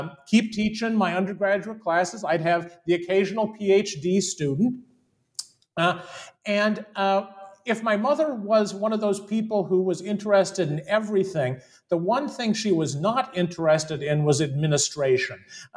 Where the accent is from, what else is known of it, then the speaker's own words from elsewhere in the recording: Central Texas, United States; as a Japanese American kid growing up in Central Texas in the early 1970s